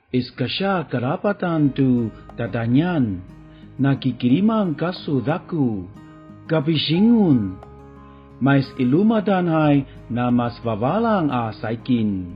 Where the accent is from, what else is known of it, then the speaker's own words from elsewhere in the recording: Taiwan; 过去我们不能族，因为没有宗教信仰，所以相信韩尼度的传说